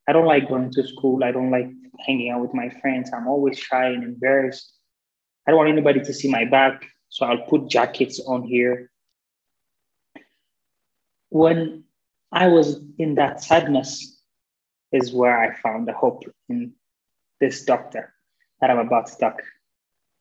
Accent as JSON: {"language": "English", "region": "Addis Ababa", "country": "Ethiopia", "tie": "born or raised there", "said": "I was born and raised in Addis Ababa, Ethiopia"}